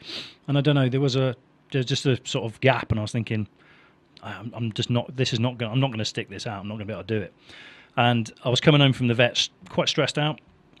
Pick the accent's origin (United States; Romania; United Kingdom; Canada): United Kingdom; Nottingham, East Midlands